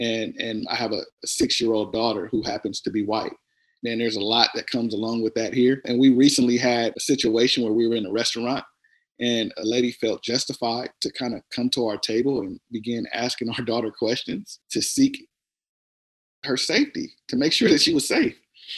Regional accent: Compton, California, United States; now in Lindale, United States; And we're actually not from here. We're from California. And so we moved to East Texas 9.5 years ago. So we moved from Compton, California to Lyndale, Texas.

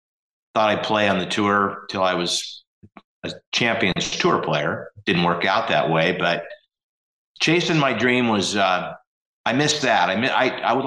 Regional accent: Oregon, United States; When I was growing up in Oregon

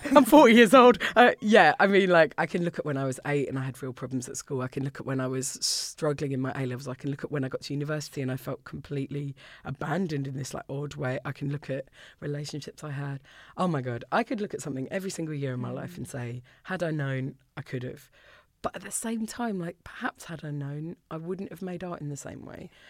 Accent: Orpington, London, United Kingdom; moved away as an adult; now in Scotland, United Kingdom; I grew up in Orpington

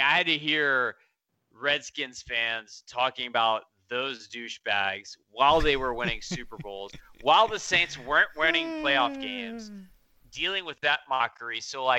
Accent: France; But my thing is, growing up in France, and I was in American schools, and my mom worked at the American Embassy, and all these kids were diplomats.

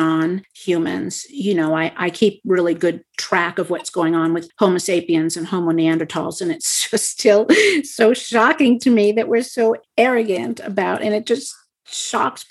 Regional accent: Montana, United States; I come from Montana

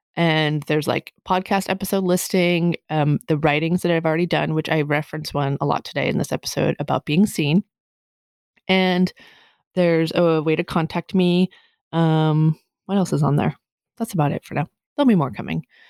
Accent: Massachusetts, United States; moved away; I can tell I'm from Massachusetts when I say use guys

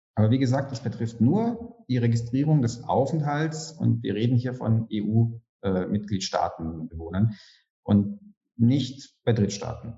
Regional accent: Germany; now in Romania; Ich bin als Deutscher

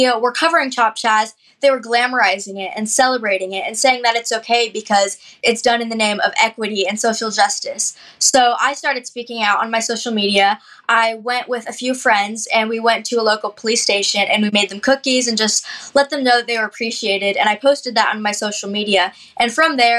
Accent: Seattle, Washington, United States; Growing up in the Seattle area

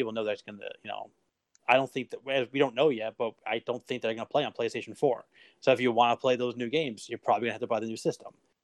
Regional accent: United States; I'm an American.

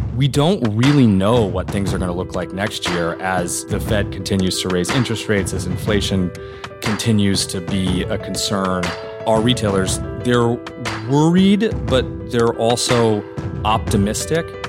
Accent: Norman, Oklahoma, United States; moved away; this small downtown in my hometown of Norman, Oklahoma, that when I was growing up was, like, pretty dead

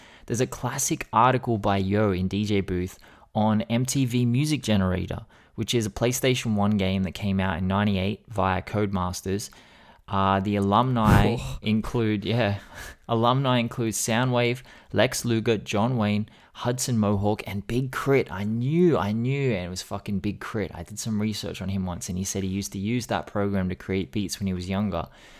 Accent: London, United Kingdom; I'm from London and people don't stunt like that here.

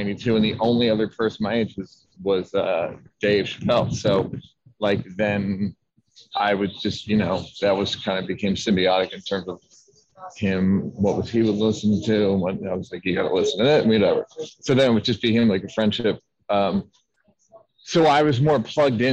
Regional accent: Philadelphia, Pennsylvania, United States; I'm from Philadelphia.

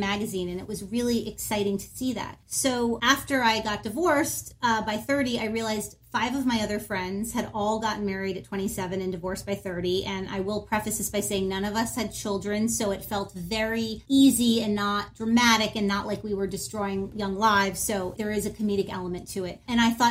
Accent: Miami, Florida, United States; now in Los Angeles, United States; growing up in Miami

